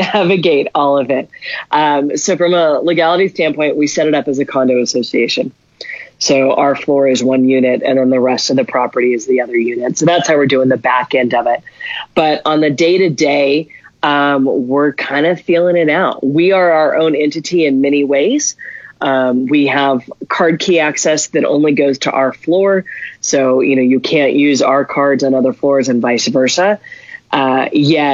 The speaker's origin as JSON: {"language": "English", "town": "Albuquerque", "region": "New Mexico", "country": "United States", "tie": "born or raised there", "said": "I'm born and raised in Albuquerque"}